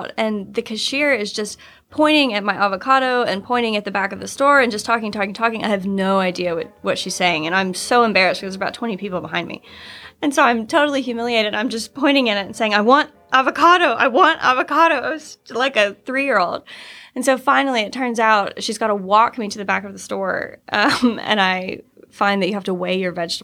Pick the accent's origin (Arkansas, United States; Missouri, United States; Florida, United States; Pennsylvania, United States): Arkansas, United States; Little Rock; I'm from Little Rock, Arkansas